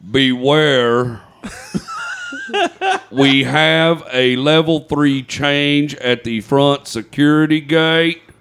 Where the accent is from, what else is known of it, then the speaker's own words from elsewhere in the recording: United States; I'm American.